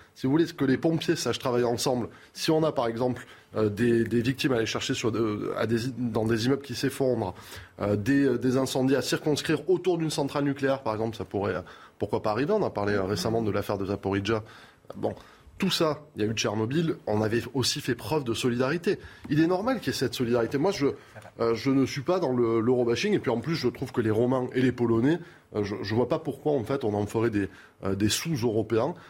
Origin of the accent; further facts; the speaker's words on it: France; en tant que Français